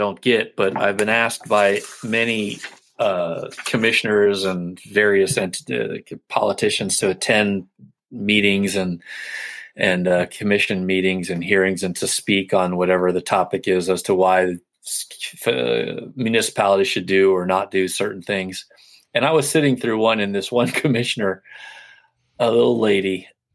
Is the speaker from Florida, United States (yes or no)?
yes; Florida, United States; I grew up in Florida